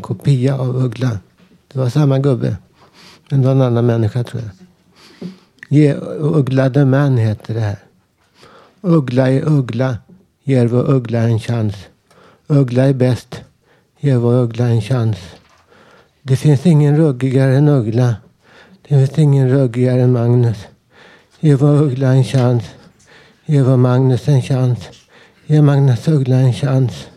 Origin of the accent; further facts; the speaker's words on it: Stockholm, Stockholm County, Sweden; bodde i Vällingby där jag växte upp